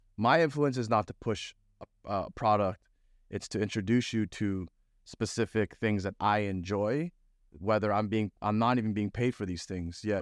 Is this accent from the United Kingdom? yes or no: no; Toronto, Ontario, Canada; moved away; also born or lived in Florida; I'm from Toronto